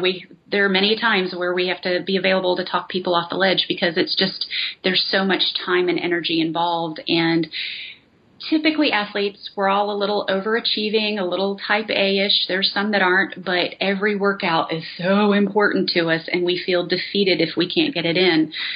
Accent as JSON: {"language": "English", "region": "North Carolina", "country": "United States", "moved": "as an adult", "lives_now": "Las Vegas, United States", "said": "I'm from North Carolina"}